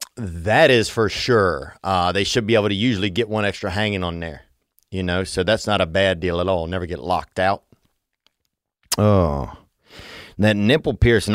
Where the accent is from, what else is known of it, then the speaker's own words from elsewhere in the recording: Louisiana, United States; I grew up in Louisiana, and it's a beautiful place